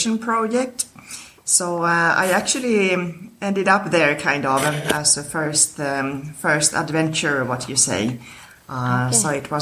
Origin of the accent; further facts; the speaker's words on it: Stockholm, Stockholm County, Sweden; I was born in Sweden, in Stockholm